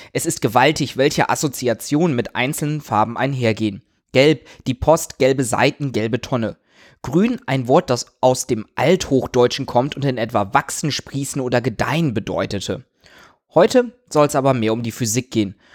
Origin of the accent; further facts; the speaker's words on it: Germany; Bei uns in Deutschland